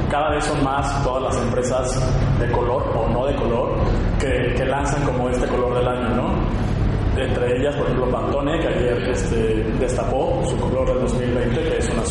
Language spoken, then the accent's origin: Spanish; Mexico; De nuestro sentido del humor como esa chispa, esa energía que, tenemos como raza mexicana, como raza latina